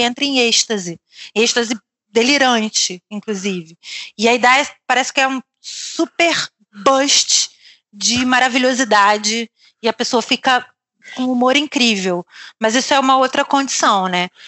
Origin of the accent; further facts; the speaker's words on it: Rio de Janeiro, Brazil; moved away as an adult; now in Lisbon, Portugal; a gente é do Rio